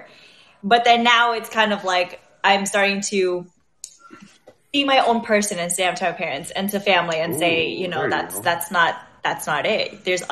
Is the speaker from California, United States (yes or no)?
yes; Anaheim, California, United States; I'm from Anaheim